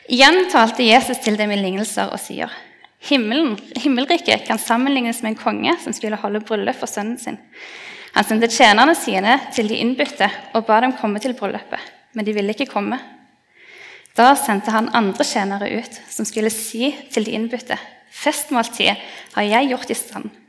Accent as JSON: {"language": "Norwegian", "area": "Gilja", "region": "Rogaland", "country": "Norway", "tie": "born or raised there", "moved": "yes", "lives_now": "Stavanger, Norway", "said": "hjemme på Gilja, i heimbygda mi"}